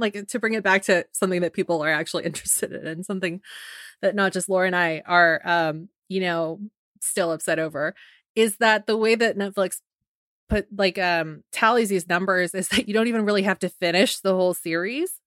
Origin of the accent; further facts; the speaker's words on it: San Francisco, California, United States; something that's very near and dear to my hometown, the city